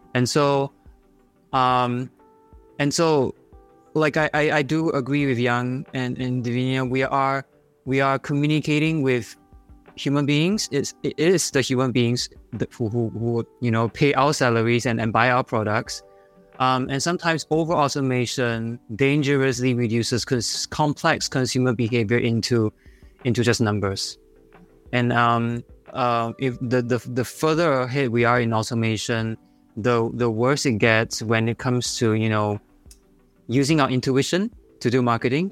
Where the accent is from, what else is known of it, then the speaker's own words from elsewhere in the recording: Singapore; accent: Singaporean; my Singaporean accent